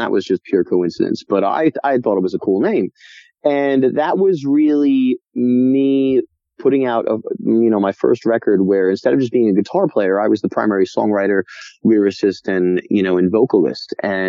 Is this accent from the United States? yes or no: yes; Rockville Centre, New York, United States; my friends from my hometown. I'm from Rockville Center, New York, went to Oceanside School District.